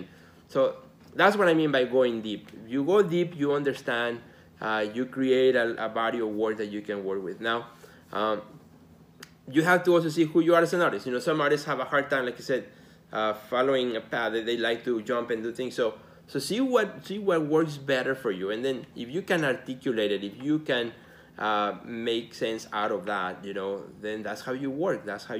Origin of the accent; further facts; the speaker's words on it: Mexico; now in Chicago, United States; You know, I'm an immigrant. I came from Mexico to Chicago in 1988, which, by the way, is 30 years already.